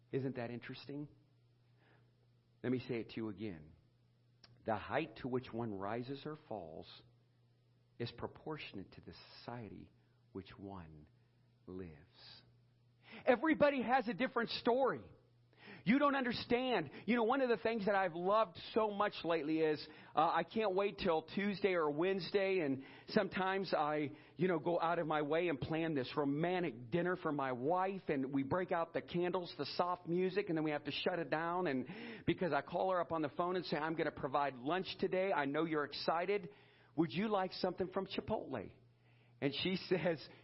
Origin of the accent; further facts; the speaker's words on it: Edinburg, Ohio, United States; growing up in Edinburgh, Ohio